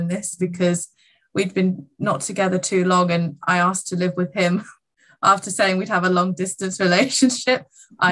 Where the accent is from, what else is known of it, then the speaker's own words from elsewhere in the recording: England, United Kingdom; university college in England. So I get to stay in my home country.